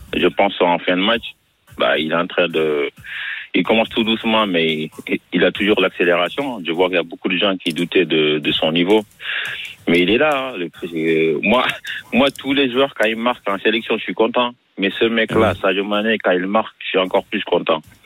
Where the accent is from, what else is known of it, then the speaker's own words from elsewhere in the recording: Marseille, Provence-Alpes-Côte d'Azur, France; je suis Marseillais.